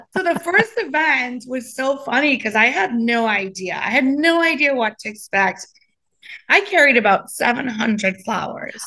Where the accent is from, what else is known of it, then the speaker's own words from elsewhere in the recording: Trinidad & Tobago; now in Coral Springs, United States; I grew up in the islands. I grew up in Trinidad